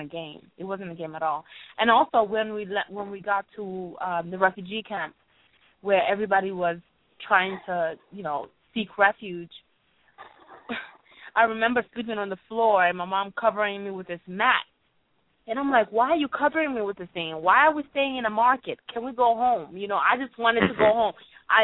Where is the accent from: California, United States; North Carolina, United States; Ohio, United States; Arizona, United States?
Ohio, United States; also born or lived in Rwanda; growing up in Ohio, when we came to America, we lived in Ohio